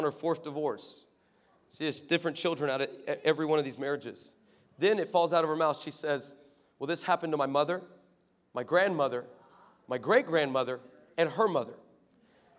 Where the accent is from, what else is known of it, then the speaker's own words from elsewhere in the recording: Texas, United States; now in California, United States; I live in California, but I'm from Texas. I spent most of my life in Texas